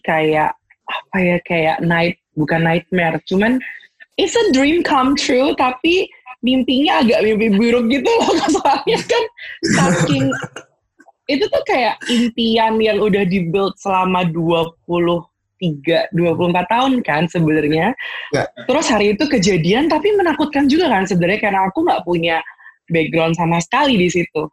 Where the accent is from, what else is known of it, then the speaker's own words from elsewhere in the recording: Semarang, Central Java, Indonesia; aku tuh aslinya dari Semarang